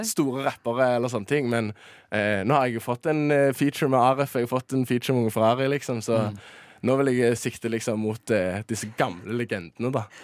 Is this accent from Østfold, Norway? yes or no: no; Stavanger, Rogaland, Norway; hjemme i Stavanger.